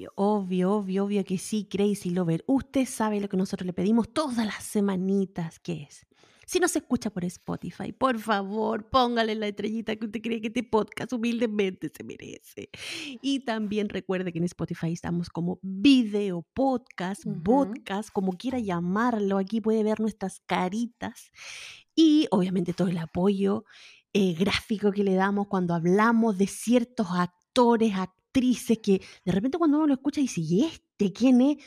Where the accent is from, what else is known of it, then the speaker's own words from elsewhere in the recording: Valparaíso, Chile; moved away; yo nací criada en Valparaíso